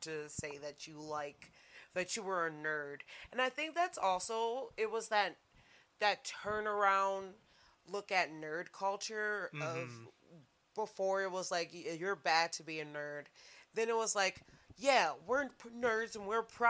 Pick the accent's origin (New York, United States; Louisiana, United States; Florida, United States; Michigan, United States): Michigan, United States; Saginaw; also born or lived in Oakland University, Michigan; I was in Saginaw.